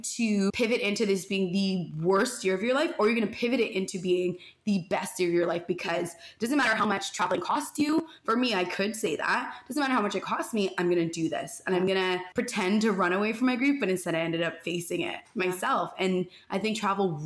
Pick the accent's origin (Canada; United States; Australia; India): Canada; Toronto, Ontario; I grew up in North York, which is just north of like the main parts of Toronto